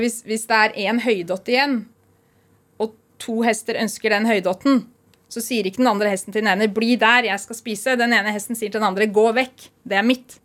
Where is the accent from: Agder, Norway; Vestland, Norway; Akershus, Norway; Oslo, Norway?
Oslo, Norway; moved away as an adult; also born or lived in Iceland; now in Tynset, Norway; jeg kommer fra Oslo opprinnelig